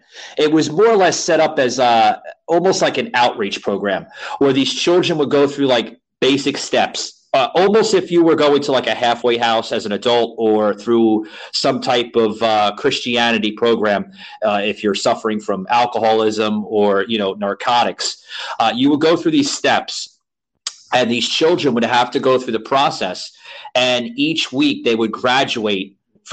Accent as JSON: {"language": "English", "town": "New York City", "region": "New York", "country": "United States", "tie": "born or raised there", "also_born_or_lived": "Central Florida", "moved": "yes", "lives_now": "Florida, United States", "said": "I grew up on the Lower East Side of Manhattan. I reside now in Florida, Central Florida"}